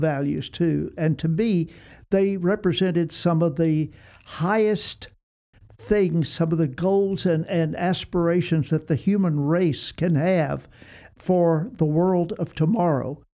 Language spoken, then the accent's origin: English; Austin, Texas, United States; moved away; also born or lived in New York; Gene and I discovered that we were both Texans. I was born in Austin